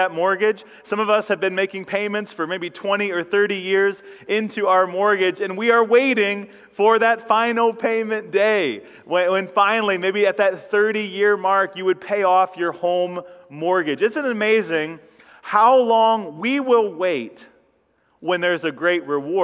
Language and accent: English; Ashland County, Ohio, United States; I come from farm country here in Ohio. I grew up over in Ashland County or up in Ashland County